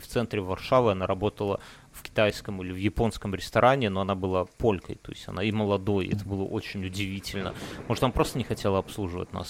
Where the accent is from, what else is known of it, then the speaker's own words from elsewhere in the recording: Belarus; now in Lithuania; я белорус